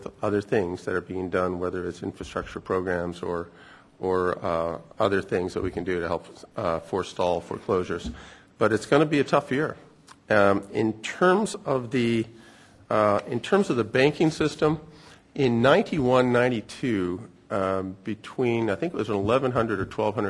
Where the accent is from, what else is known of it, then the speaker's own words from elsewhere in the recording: Canada; moved away; also born or lived in United States / United Kingdom; as a Canadian